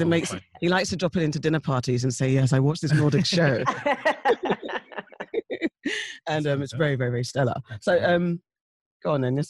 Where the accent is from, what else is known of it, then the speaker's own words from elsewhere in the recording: London, United Kingdom; I guess I bleed a little bit of South, but I'm now a West Londoner.